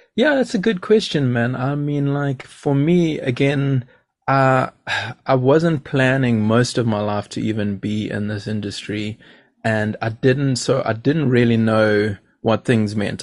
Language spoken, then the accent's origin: English; Durban, KwaZulu-Natal, South Africa; growing up where I grew up, I grew up in Durban